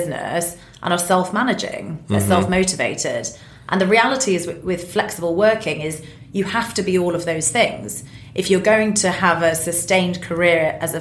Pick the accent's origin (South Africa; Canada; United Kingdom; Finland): United Kingdom; being British as well